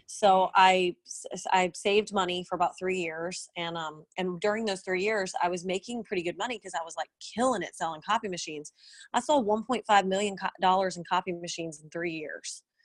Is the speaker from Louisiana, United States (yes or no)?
yes; New Orleans, Louisiana, United States; moved away as an adult; now in Nashville, United States; I didn't want to move back to my hometown because um, New Orleans is kind of known for blues and jazz